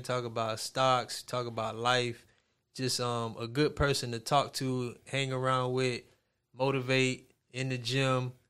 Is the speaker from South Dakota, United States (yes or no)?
no; Miami, Florida, United States; I'm from Miami